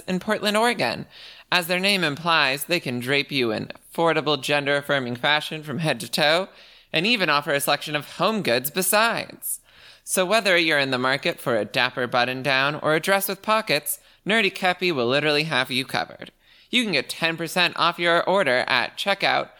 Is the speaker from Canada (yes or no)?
yes; Canada; I am Canadian